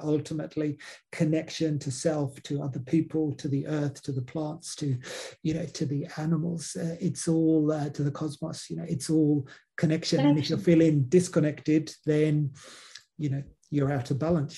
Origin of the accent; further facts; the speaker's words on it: England, United Kingdom; now in Australia; growing up in England, we didn't have an indigenous community